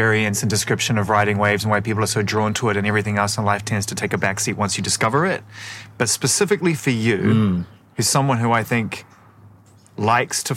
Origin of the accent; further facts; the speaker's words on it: Auckland, New Zealand; also born or lived in London, United Kingdom; now in Los Angeles, United States; we moved from London, at that point in our lives, getting somewhere back towards what I knew growing up in Auckland